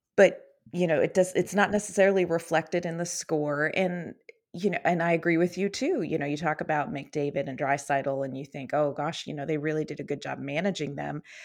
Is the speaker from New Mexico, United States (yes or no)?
no; Western Pennsylvania, United States; I grew up in Western Pennsylvania